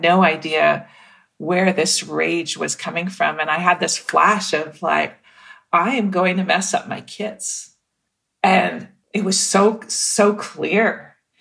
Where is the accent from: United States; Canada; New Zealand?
Canada; Mississauga, Ontario; growing up in Mississauga, Ontario